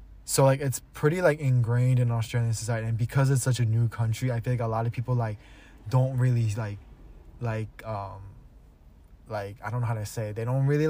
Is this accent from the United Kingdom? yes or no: no; New Jersey, United States; I'm from New motherfucking Jersey